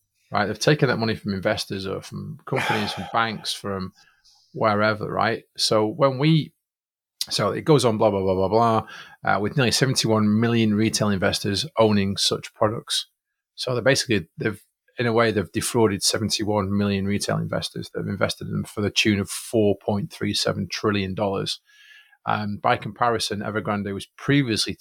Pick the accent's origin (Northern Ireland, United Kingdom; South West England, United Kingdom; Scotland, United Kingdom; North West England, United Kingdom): North West England, United Kingdom; Manchester; I'm from Manchester.